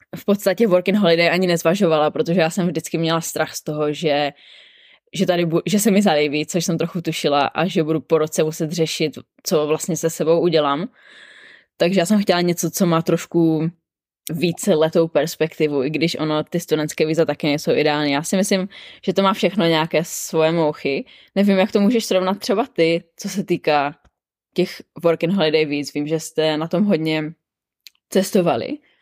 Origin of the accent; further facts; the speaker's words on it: Czechia; moved away as an adult; now in Sydney, Australia; my Češi